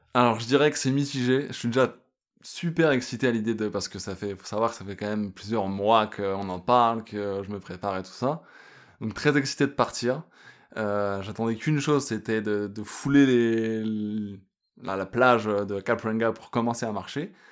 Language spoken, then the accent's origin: French; France; moved away as an adult; also born or lived in Australia; now in Yukon, Canada; je suis un Français expatrié au Yukon